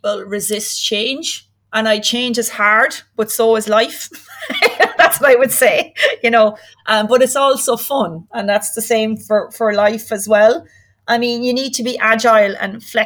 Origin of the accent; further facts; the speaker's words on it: Ireland; moved away as an adult; also born or lived in Aberdeen; I'm from Ireland.